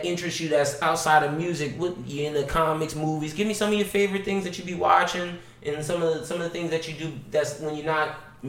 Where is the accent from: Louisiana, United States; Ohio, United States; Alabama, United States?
Louisiana, United States; we're from Louisiana